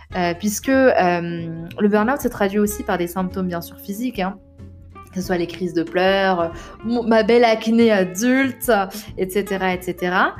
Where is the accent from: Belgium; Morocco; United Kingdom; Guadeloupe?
Morocco; Rabat, Rabat-Salé-Kénitra; moved away as an adult; also born or lived in Paris; Donc je suis née à Rabat, au Maroc, j'ai grandi là-bas jusqu'à l'âge de 18 ans